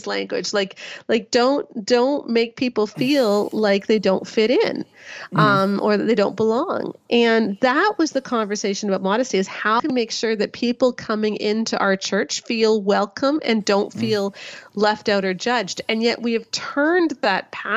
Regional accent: Canada; I'm Canadian

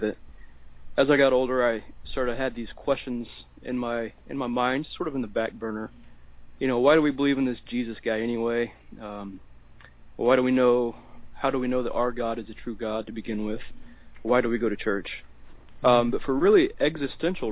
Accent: Deep South, United States; I was raised primarily in the Deep South, typical kid down there

